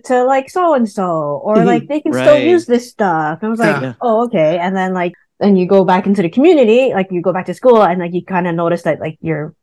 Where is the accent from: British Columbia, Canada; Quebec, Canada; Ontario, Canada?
Ontario, Canada; Toronto; also born or lived in Markham, Ontario / Ajax, Ontario; I was born and raised in Scarborough, Ontario, grew up also in Markham, and now living in Ajax, Ontario